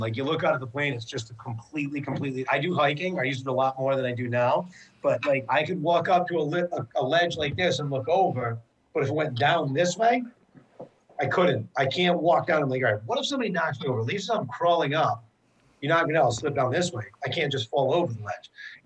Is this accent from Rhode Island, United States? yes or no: yes; Rhode Island, United States; we're from Rhode Island